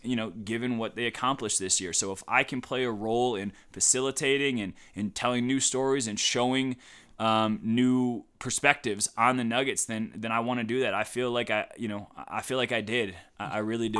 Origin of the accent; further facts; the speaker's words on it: Cleveland, Ohio, United States; moved away as an adult; also born or lived in Madison, Wisconsin; I'm from Cleveland, so I was sorta groomed on the, on the LeBron years.